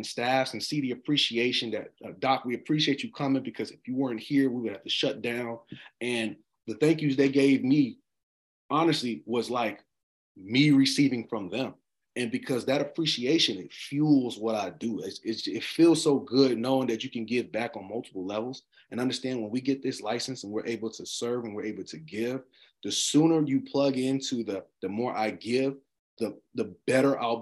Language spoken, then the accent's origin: English; Charlotte, North Carolina, United States; Charlotte, North Carolina. My city